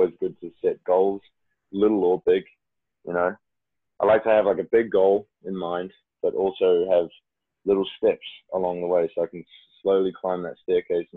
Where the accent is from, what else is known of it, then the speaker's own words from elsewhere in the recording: Auckland, New Zealand; moved away as an adult; I was back in my home country, New Zealand, in my city, Auckland